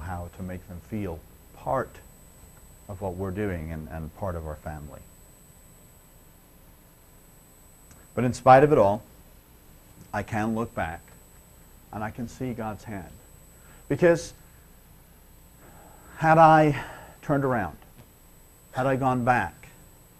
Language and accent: English; Liverpool, North West England, United Kingdom; I'm from Liverpool